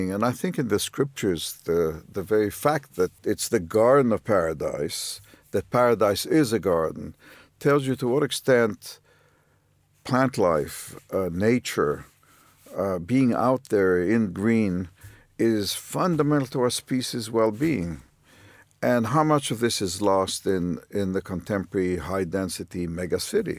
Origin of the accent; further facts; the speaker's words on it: Haifa, Haifa District, Israel; I grew up in Haifa